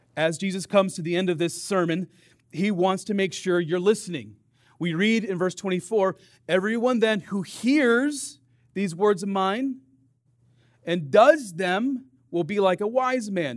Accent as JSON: {"language": "English", "town": "Dubuque", "region": "Iowa", "country": "United States", "tie": "born or raised there", "said": "I grew up on the Mississippi River, right? Dubuque, Iowa."}